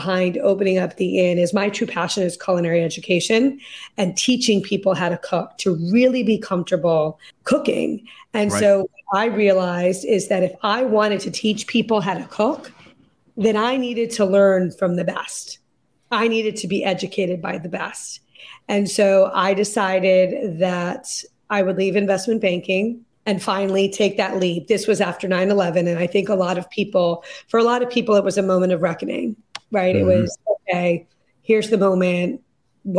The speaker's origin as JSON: {"language": "English", "town": "Lexington", "region": "Massachusetts", "country": "United States", "tie": "born or raised there", "also_born_or_lived": "London", "said": "we moved back to Lexington, Massachusetts, which is where I had moved when I was 12. So it's my hometown"}